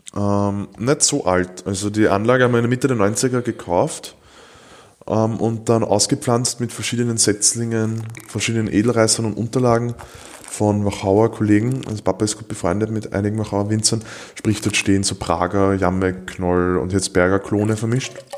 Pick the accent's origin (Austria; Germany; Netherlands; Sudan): Austria; als Österreicher